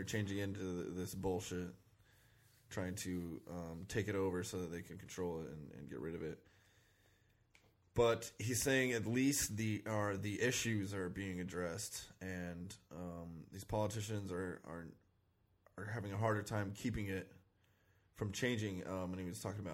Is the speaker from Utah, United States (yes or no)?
yes; Salt Lake City, Utah, United States; now in Los Angeles, United States; I was from Salt Lake, you know, and I really like Salt Lake